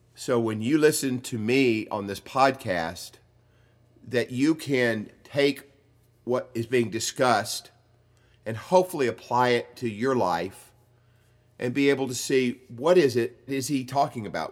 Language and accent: English; the South, United States; I grew up in the South, and I grew up with all the myths that go along